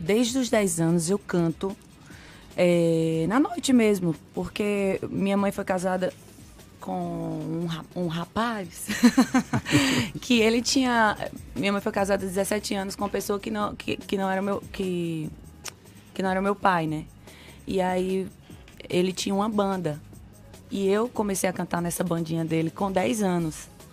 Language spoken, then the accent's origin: Portuguese; Sobradinho, Bahia, Brazil; born or raised there; also born or lived in Pernambuco; now in Salvador, Brazil